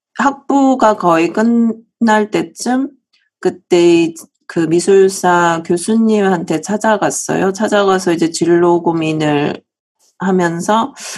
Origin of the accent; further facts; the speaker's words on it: South Korea; moved away as an adult; now in United States; 제가 사실은 한국에서 태어나서 어, 한국에서 계속 자랐고요.